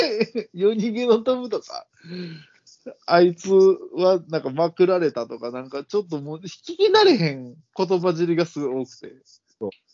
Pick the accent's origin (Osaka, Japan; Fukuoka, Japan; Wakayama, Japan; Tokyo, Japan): Osaka, Japan; 俺ら大阪人